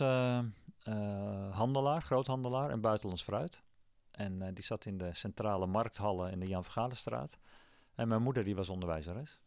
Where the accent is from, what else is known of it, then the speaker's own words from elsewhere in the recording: Amsterdam, North Holland, Netherlands; moved away as an adult; also born or lived in Wageningen; als Amsterdammer